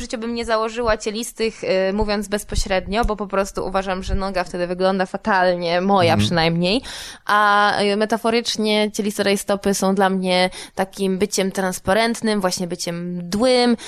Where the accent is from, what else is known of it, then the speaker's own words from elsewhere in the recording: Warsaw, Masovian Voivodeship, Poland; jestem z Warszawy, no więc Mazowiecka była dla mnie jakimś też elementem dorastania